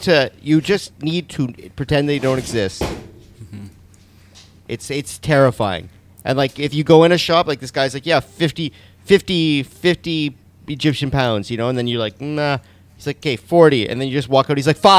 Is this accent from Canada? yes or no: yes; Canada